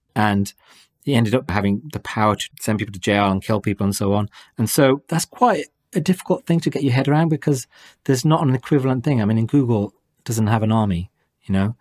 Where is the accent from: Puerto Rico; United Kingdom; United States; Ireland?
United Kingdom; Wolverhampton, West Midlands; In Wolverhampton, my hometown